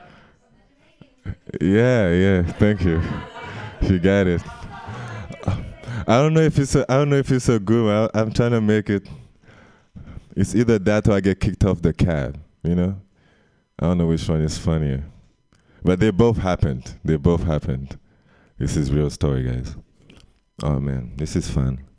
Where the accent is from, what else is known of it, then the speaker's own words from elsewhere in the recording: Guadeloupe; English is a second language; moved away; I'm from Guadeloupe